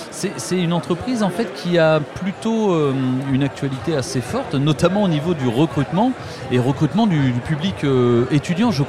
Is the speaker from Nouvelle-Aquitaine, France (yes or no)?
yes; Limoges, Nouvelle-Aquitaine, France; moved away as an adult; now in Toulouse, France